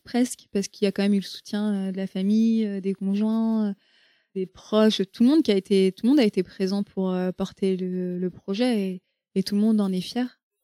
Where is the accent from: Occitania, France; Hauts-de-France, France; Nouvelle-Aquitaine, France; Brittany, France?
Brittany, France; Rennes; je suis bretonne, enfin, je suis née à côté de Rennes, à Rennes, et j'ai grandi à côté de Rennes.